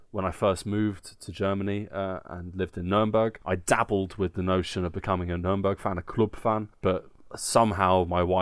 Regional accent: England, United Kingdom; Obviously, Nick and I are both football fans. Uh, we are English, uh, and this is part of our, our

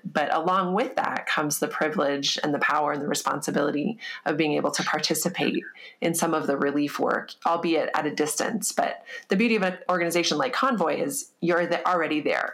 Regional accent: United States; as an American

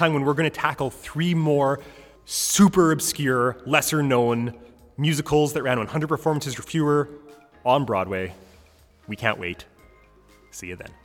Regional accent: Canada; as a Canadian

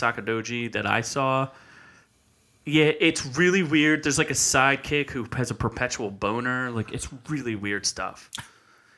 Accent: United States; as an American viewer

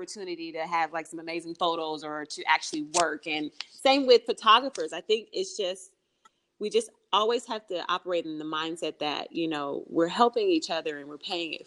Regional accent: Kansas City, Kansas, United States; moved away as an adult; now in Los Angeles, United States; Kansas City, Kansas. Yeah, I'm a Midwestern girl.

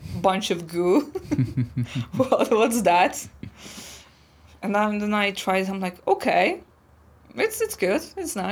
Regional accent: Poland; English is a second language; moved away as an adult; now in Slovakia

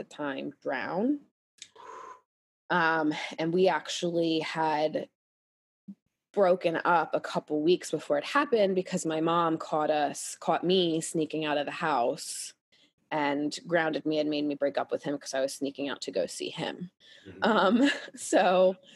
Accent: Pennsylvania, United States; where I grew up in Pennsylvania

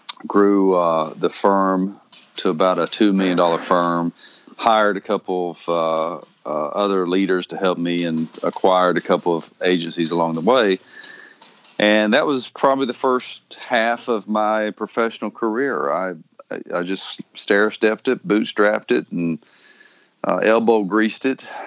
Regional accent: Cookeville, Tennessee, United States; my hometown, Cookeville, Tennessee

